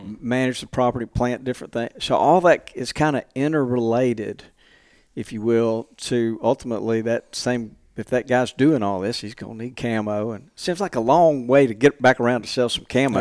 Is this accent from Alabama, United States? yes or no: yes; Montgomery, Alabama, United States; moved away as an adult; now in Mississippi, United States; I grew up in Montgomery. So I'm, I'm from Alabama